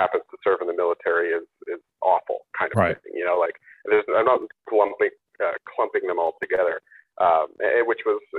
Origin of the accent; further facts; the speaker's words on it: Pennsylvania, United States; moved away as an adult; now in Connecticut, United States; I'm originally from Pennsylvania, but I moved to Connecticut in 2012